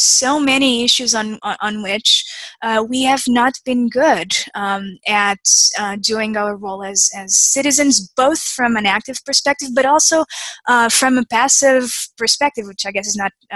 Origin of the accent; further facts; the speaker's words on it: Portugal; now in United States; I'm from Portugal. I came to the U.S. in 2005.